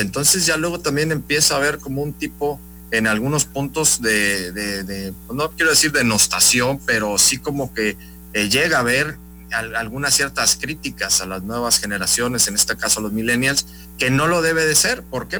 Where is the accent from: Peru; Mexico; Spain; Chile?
Mexico; Veracruz; somos veracruzanos, mexicanos